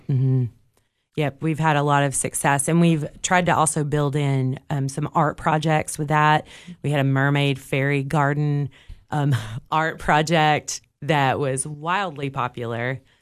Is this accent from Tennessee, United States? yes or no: yes; Cookeville, Tennessee, United States; I grew up here in Cookville